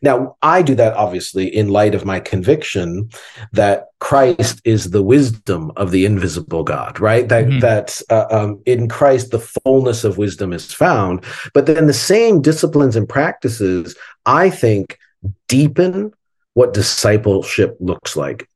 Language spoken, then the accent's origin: English; Southern Ontario, Canada; when I grew up in Canada in the '70s, when I was a kid in the '70s, um, especially in Ontario, Southern Ontario